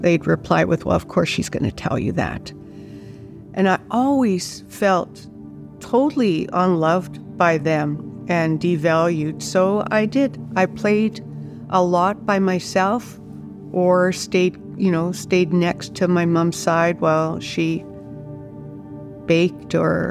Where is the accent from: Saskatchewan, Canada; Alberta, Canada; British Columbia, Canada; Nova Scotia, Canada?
Saskatchewan, Canada; I was raised in Saskatchewan. My dad was a grain farmer